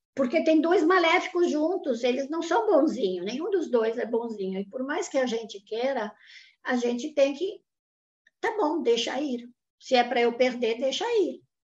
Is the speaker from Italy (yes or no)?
yes; Italy; now in Brazil; eu nasci no pós-guerra na Itália